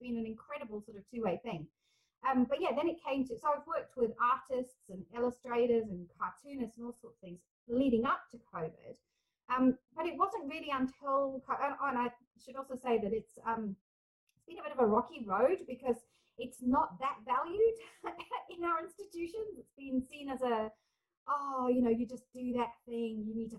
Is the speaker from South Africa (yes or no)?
yes; South Africa; also born or lived in England / Scotland; now in New Zealand; I was very much felt like I had an English identity, although I was growing up as a South African kid. And then when we moved back to England, I was very clearly not English. And then I moved to Scotland.